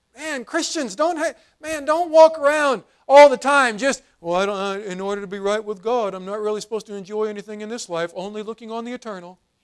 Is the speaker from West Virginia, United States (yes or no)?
yes; West Virginia, United States; moved away; I grew up in West Virginia, and, and I loved the hills, I loved country life